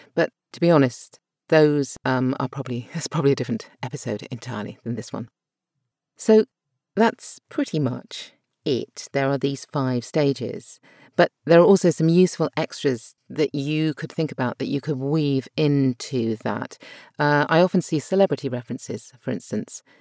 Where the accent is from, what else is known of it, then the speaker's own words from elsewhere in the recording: United Kingdom; accent: British RP; My natural accent is British R P